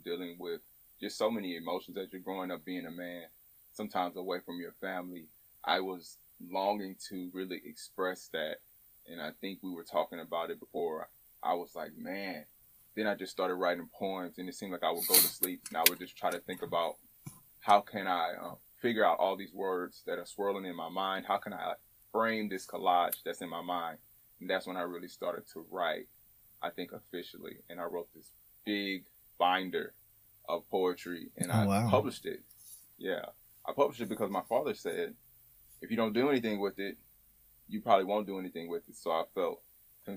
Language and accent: English; Houston, Texas, United States; I'm from Houston, Texas, born and raised, right? Born in Third Ward, grew up on the Southwest Side